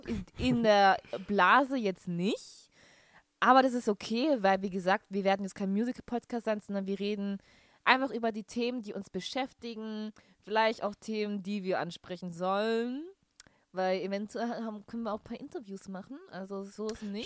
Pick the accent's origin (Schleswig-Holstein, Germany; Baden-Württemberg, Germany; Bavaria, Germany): Baden-Württemberg, Germany; Stuttgart; moved away as an adult; also born or lived in Sulzbach-Rosenberg; now in Osnabrück, Germany; gebürtige Stuttgarterin. Ähm, bin, wohne jetzt aber momentan in Osnabrück.